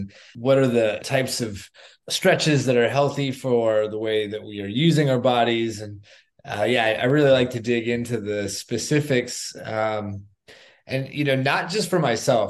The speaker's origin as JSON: {"language": "English", "region": "South Florida", "country": "United States", "tie": "born or raised there", "said": "I grew up in South Florida"}